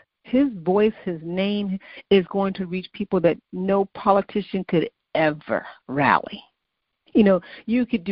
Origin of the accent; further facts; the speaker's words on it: Chicago, Illinois, United States; moved away; also born or lived in Massachusetts; growing up in the South Side of Chicago